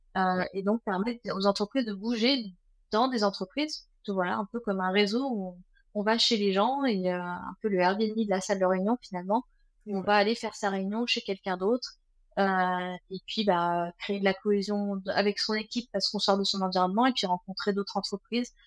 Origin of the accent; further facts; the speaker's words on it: Versailles, Île-de-France, France; moved away as an adult; now in Vannes, France; je suis née en région parisienne, 78, installée à Vannes depuis euh, quelques années, 7 ans maintenant